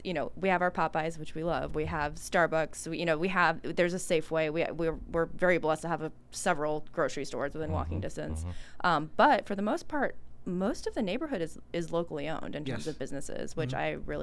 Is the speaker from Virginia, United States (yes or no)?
yes; Alexandria, Virginia, United States; I grew up in Alexandria, Virginia